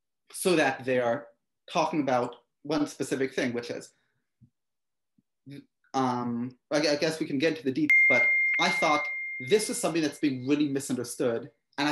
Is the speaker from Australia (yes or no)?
no; Israel; moved away as an adult; now in United States; I was born in the United States, but I mostly grew up in Israel. I lived there from age 6 until 21 before I came back to the United States.